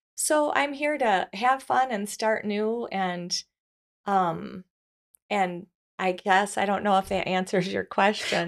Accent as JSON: {"language": "English", "town": "Grand Rapids", "region": "Michigan", "country": "United States", "tie": "born or raised there", "said": "I was born in Grand Rapids, Michigan"}